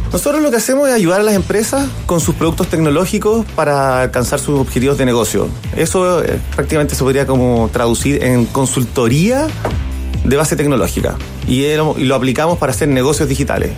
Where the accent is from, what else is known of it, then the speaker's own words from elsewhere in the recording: Germany; Soy alemán e informático